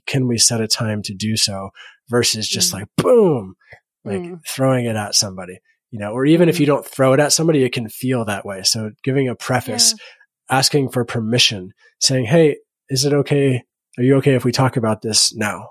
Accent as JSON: {"language": "English", "region": "Bible Belt of the United States", "country": "United States", "tie": "born or raised there", "said": "I grew up in the Bible Belt of the United States in a public school"}